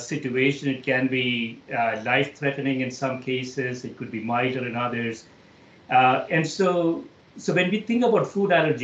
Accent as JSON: {"language": "English", "region": "South India", "country": "India", "tie": "born or raised there", "moved": "yes", "said": "growing up in South India"}